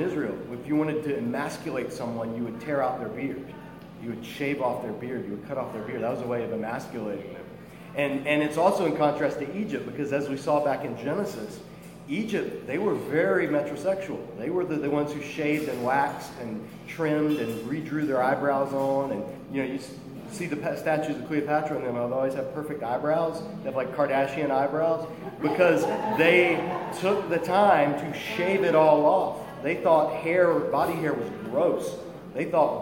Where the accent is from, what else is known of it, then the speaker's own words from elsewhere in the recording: Ireland; I'm Christian before I'm Irish